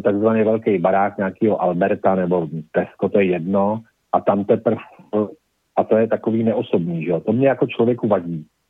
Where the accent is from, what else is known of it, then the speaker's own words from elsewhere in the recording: Prague, Czechia; je to moje rodné město